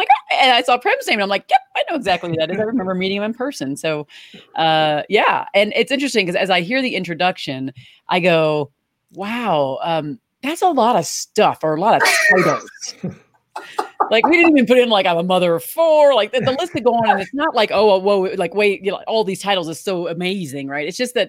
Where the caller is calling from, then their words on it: Aurora, Colorado, United States; Well, I'm joining from Aurora, Colorado, which is a suburb from Denver.